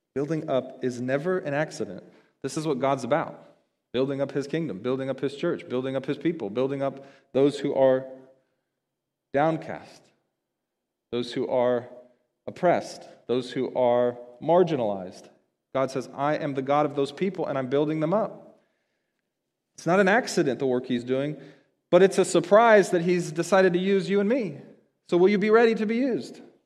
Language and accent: English; United States; as American Christians